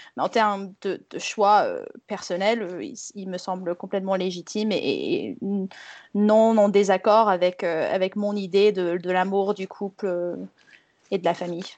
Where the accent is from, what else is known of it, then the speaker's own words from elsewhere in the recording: United States; moved away; je suis née aux États-Unis dans une famille Southern Baptist